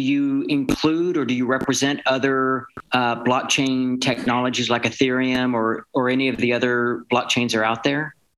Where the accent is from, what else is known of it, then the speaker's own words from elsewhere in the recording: Texas, United States; I'm a proud Texan myself